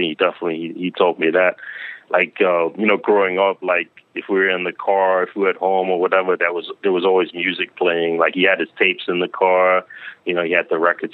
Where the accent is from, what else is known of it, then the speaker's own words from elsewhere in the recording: Denmark; now in Queens, United States; I've been in Queens for a long time, but I grew up in Denmark overseas. Then I came here in like the early '90s